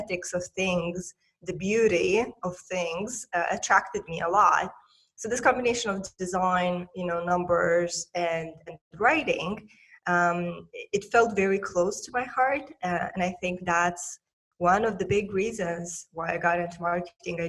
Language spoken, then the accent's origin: English; Moldova; I'm originally from Republic of Moldova, a tiny post-Soviet country in Eastern Europe.